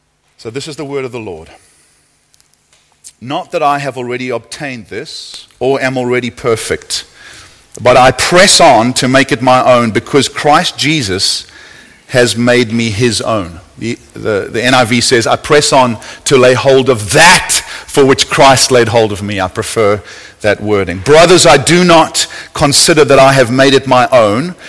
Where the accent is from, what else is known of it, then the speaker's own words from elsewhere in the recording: United States; also born or lived in California; I come from America. Last 10 years there, California, the land of the mega church